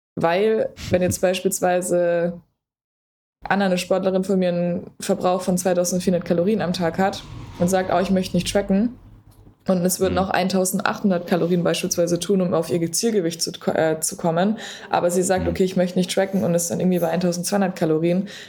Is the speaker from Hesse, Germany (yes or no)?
no; Berlin, Germany; ich komme aus Berlin